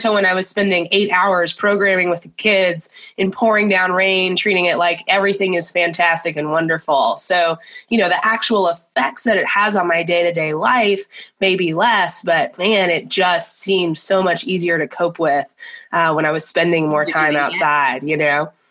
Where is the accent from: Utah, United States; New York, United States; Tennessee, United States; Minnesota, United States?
Tennessee, United States; Nashville; I grew up in Nashville, Tennessee.